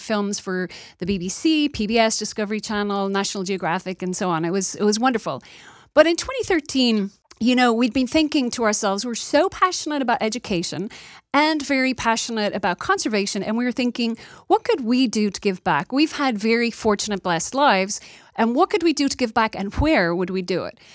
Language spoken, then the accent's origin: English; Dublin, Leinster, Ireland; moved away as an adult; also born or lived in New York / Los Angeles; now in United States; I come from Dublin, Ireland. I immigrated here thirty years ago.